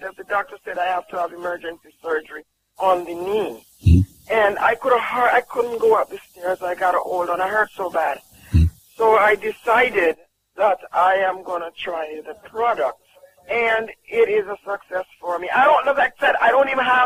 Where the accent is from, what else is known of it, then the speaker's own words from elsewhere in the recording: Jamaica; I'm from Jamaica